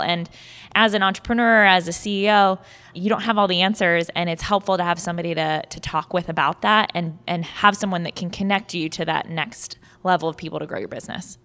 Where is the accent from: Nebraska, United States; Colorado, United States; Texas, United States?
Nebraska, United States; Omaha; now in Ohio, United States; Omaha, Nebraska, which is actually my hometown